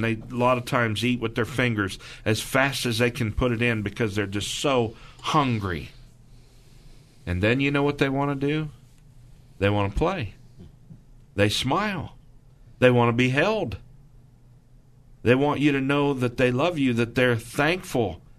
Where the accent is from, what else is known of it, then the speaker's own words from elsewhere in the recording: Missouri, United States; I'm from Missouri